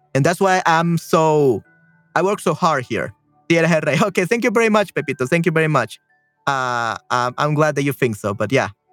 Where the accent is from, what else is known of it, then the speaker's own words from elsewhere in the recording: El Salvador; Uh, soy de El Salvador. I'm from El Salvador.